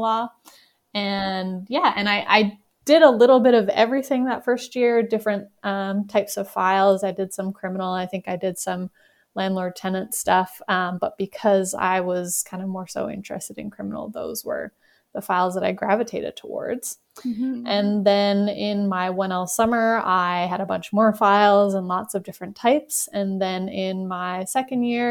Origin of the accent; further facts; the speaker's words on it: Newfoundland and Labrador, Canada; moved away as an adult; also born or lived in Montreal, Canada; now in Calgary, Canada; I'm originally from Newfoundland